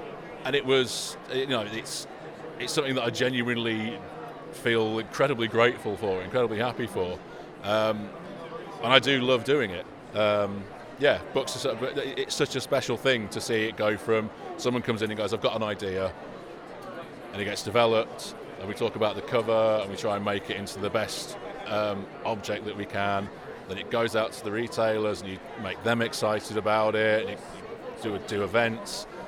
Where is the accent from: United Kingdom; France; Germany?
United Kingdom; Daventry, East Midlands; Amazing. Daventry.